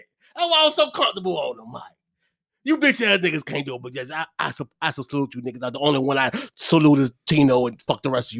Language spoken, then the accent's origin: English; Hopewell, Virginia, United States; I'm from Hopewell.